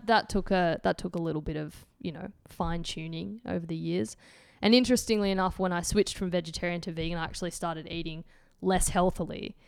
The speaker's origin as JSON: {"language": "English", "town": "Antwerp", "region": "Flanders", "country": "Belgium", "accent": "Antwerp", "said": "my Antwerp accents"}